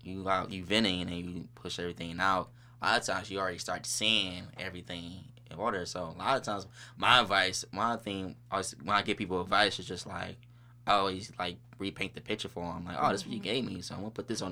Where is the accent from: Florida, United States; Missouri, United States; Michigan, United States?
Missouri, United States; St. Louis; now in North County, United States; I'm from the South Side. Everybody know I'm from the South Side